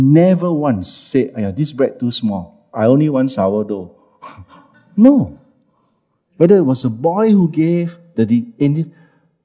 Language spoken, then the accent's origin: English; Singapore; also born or lived in Siglap, Singapore / China; as a Singaporean, when I came back